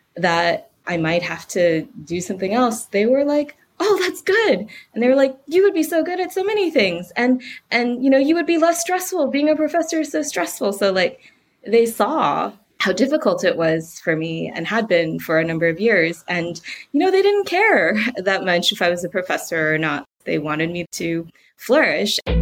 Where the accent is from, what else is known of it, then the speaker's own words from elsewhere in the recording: United States; moved away as an adult; now in United Kingdom; I'm American